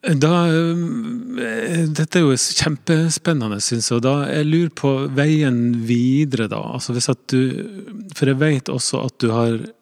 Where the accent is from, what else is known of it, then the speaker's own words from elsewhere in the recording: Northern Norway, Norway; jeg kommer fra Nord-Norge